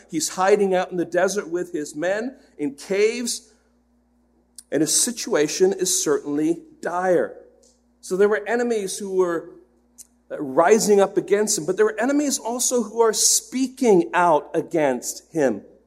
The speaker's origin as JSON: {"language": "English", "region": "England", "country": "United Kingdom", "tie": "born or raised there", "moved": "yes", "said": "I grew up in England, and so I'm an England fan"}